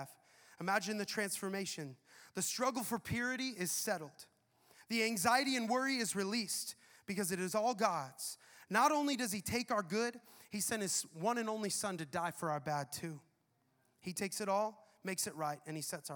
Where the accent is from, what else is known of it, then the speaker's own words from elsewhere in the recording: the Northwest, Pacific Northwest, United States; moved away as an adult; now in Tampa, United States; Brianna and I grew up in the Northwest where you have amazing trees, mountains